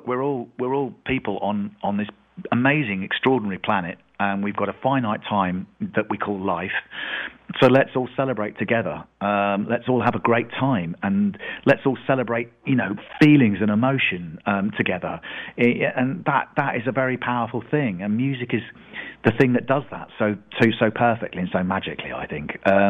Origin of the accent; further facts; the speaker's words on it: Leicester, East Midlands, United Kingdom; I was in the middle of England. I came from the same town as John Deacon. I grew up in Leicester, which is smack bang in the heart of England.